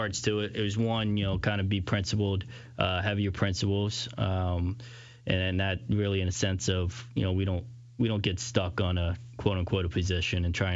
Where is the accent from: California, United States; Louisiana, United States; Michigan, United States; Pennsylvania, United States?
Louisiana, United States; I growing up in Louisiana, huge Saints fan growing up